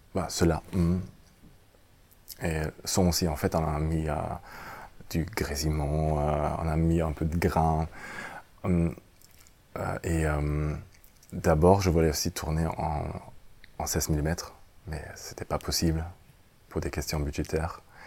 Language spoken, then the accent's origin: French; Germany; French is a second language; pour moi, en tant qu'Allemand